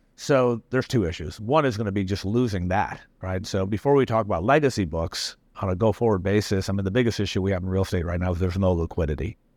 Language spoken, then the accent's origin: English; Tennessee, United States; also born or lived in India; I've lived being a minority in the United States growing up in Tennessee.